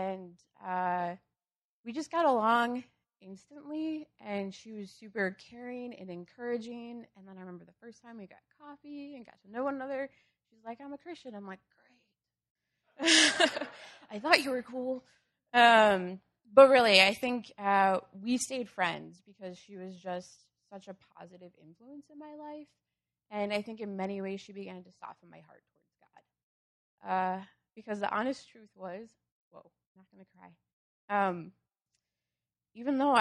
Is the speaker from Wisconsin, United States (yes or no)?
yes; Wisconsin, United States; moved away as an adult; now in Urbana-Champaign, United States; I grew up in Wisconsin